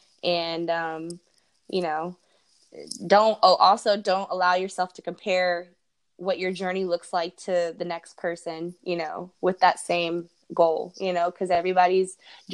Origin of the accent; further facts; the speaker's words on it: Santa Cruz, California, United States; moved away as an adult; now in Florida, United States; my hometown, my birth town, Santa Cruz, California.